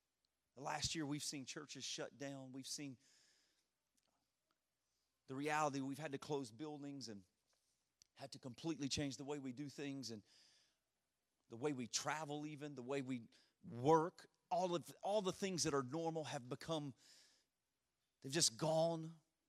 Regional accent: Louisiana, United States; And I'm from Louisiana, so our sports teams do that quite often.

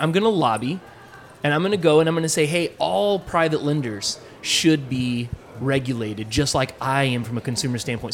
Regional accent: Texas, United States; I'm a Texan, tried and true

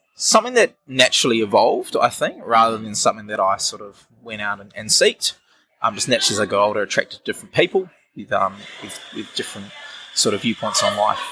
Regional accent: Wellington, New Zealand; also born or lived in Auckland, New Zealand; I'm from Wellington, New Zealand, which is an awesome place to be, of course. Yeah. Uh, spent my childhood growing up in Auckland, moved back here at about the age of 10

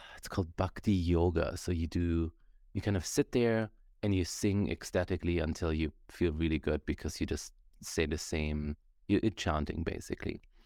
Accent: Germany; now in Canada; I grew up in Germany

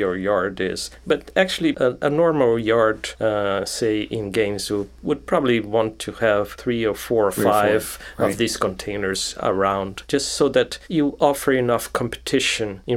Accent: Brazil; moved away as an adult; also born or lived in Rio de Janeiro, Brazil / Brasília, Brazil / São Paulo, Brazil; now in United States; I was born in Brazil. I was born near Rio de Janeiro. But as a kid, I moved to Brasilia, which is the capital of Brazil

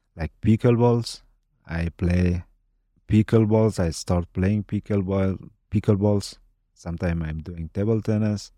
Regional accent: Afghanistan; English is a second language; moved away as an adult; also born or lived in Kabul; now in Boise, United States; My childhood, my all time that I had in Afghanistan

